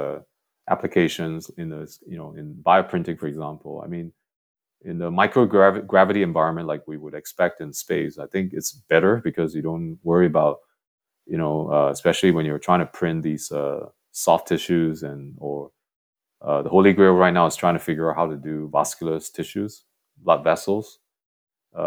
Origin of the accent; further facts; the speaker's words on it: Singapore; growing up in Singapore